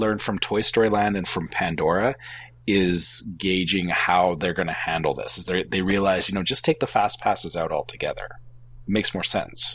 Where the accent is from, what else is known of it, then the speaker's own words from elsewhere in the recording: Canada; as a Canadian